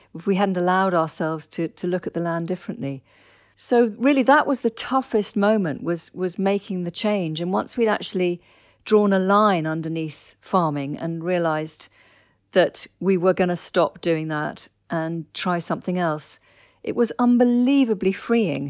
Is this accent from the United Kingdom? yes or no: yes; Dorset, South West England, United Kingdom; I grew up in Dorset